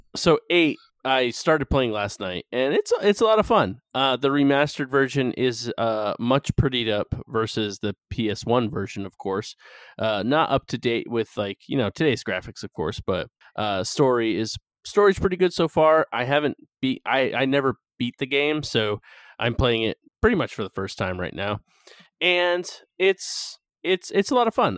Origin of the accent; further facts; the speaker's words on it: North Carolina, United States; moved away; my home state of North Carolina